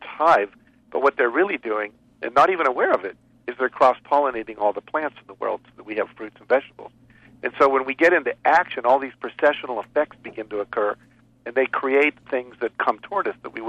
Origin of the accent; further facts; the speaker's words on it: West Virginia, United States; moved away; also born or lived in Texas / Chicago; my parents moved to West Virginia, 48th worst state educational system when there were only 48 states. Yeah. I grew up going to those schools.